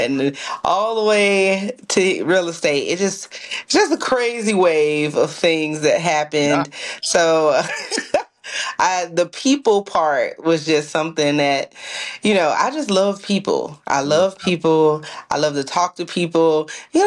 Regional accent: Miami, Florida, United States; moved away as an adult; now in Gainesville, United States; I am from Miami, Florida, and I came here to Gainesville when I went to college

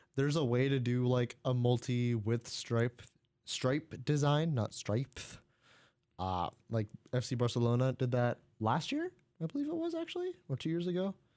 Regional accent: United States; first language English

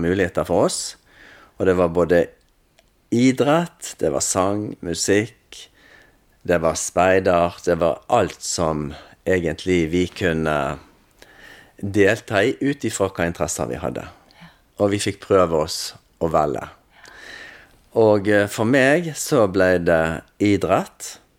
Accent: Salhus, Vestland, Norway; Jeg er oppvokst i Salhus.

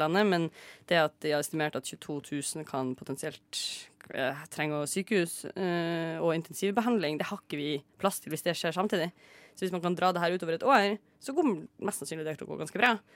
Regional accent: Northern Norway, Norway; så er jeg dessverre fra Nord-Norge

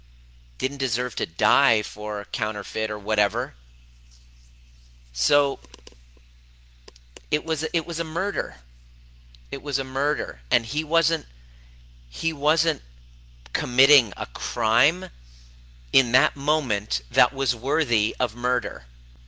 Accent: Iran; now in Canada; I know that's how I felt when I came to from Iran to Canada. I hated myself because I would see everything talked about Persians, about Iranians.

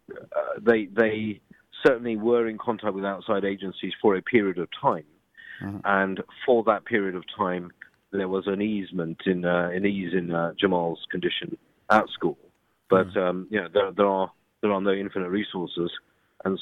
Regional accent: London, United Kingdom; I'm from London

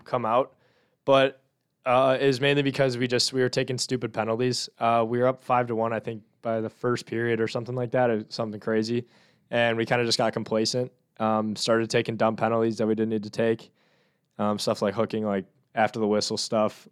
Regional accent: Northern Illinois, United States; I'm from Northern Illinois

